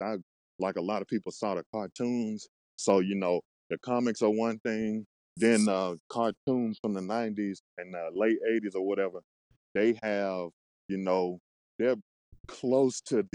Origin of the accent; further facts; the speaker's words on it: Mississippi, United States; I'm from Mississippi.